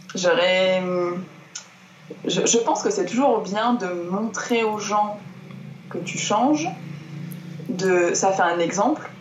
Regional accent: Marseille, Provence-Alpes-Côte d'Azur, France; moved away as an adult; also born or lived in Auvergne; je suis née, j'ai grandi à Marseille dans le sud de la France

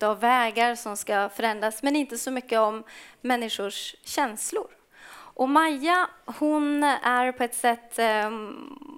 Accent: Kiruna, Norrbotten County, Sweden; jag är ju själv född och uppvuxen i Kiruna

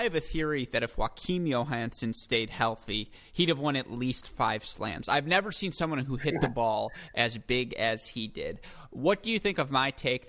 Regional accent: United States

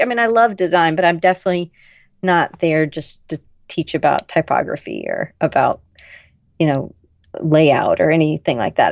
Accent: the South, United States; I grew up in the South. I never really felt like I fit in. I was a little too loud for a good Southern girl

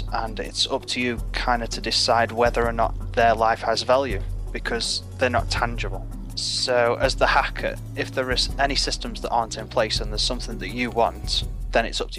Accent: Stoke-on-Trent, West Midlands, United Kingdom; Stoke-on-Trent, which is an ex-industrial town with very little work.

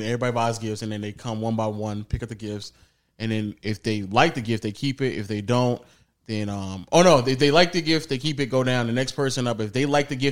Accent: Fayetteville, Georgia, United States; I'm from Fayetteville

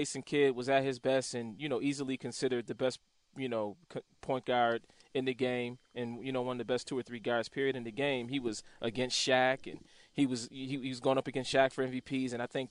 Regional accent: Buffalo, New York, United States; I grew up in Buffalo right across the board.

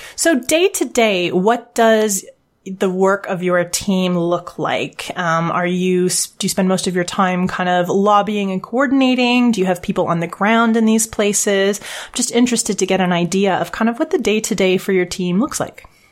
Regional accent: Canada; moved away as an adult; now in United Kingdom; I'm a Canadian living abroad right now. I live in the UK

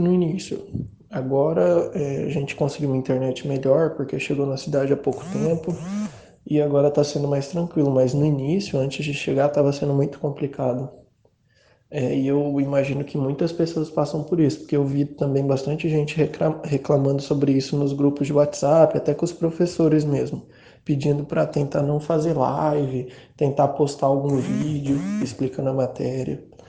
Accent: Mato Grosso do Sul, Brazil; eu sou do Mato Grosso do Sul e eu é, sou de uma cidade não muito grande até, é, a internet aqui tende a ser muito ruim

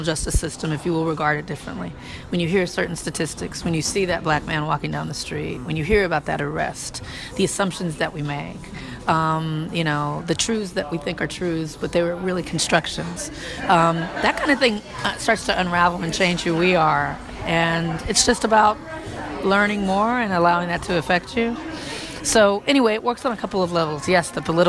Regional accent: Compton, California, United States; growing up in Compton

